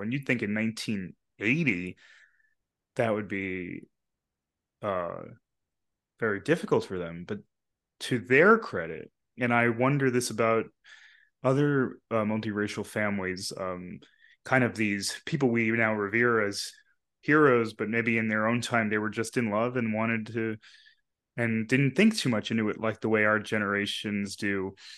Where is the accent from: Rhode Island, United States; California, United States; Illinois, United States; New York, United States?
New York, United States; Long Island; also born or lived in Bronx, New York / Queens, New York; where I grew up on Long Island